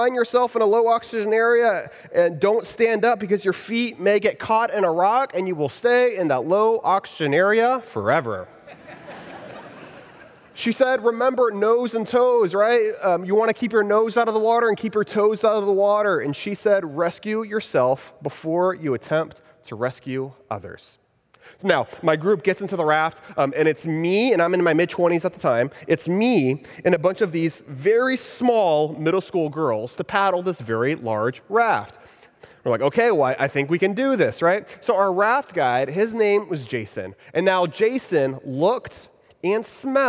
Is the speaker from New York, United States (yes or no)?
no; Texas, United States; moved away as an adult; now in Orlando, United States; I'm originally from Texas, and about 5 years ago, when I was still living there in Texas